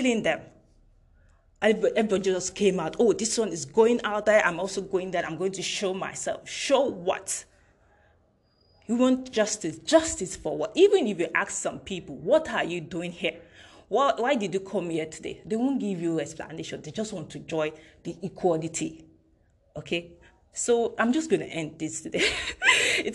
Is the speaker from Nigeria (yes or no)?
yes; Nigeria; as a Nigerian